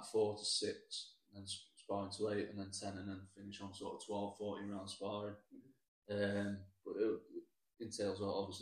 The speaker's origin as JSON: {"language": "English", "town": "Chapel-en-le-Frith", "region": "East Midlands", "country": "United Kingdom", "moved": "yes", "lives_now": "Marple, United Kingdom", "said": "So, originally, I'm in Marple now, but originally I'm from Chapel on the Frith"}